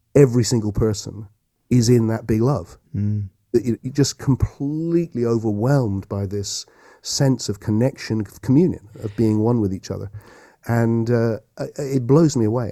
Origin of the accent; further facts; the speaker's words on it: Yeovil, South West England, United Kingdom; I grew up, I'm a local Somerset boy, and I grew up in Yeovil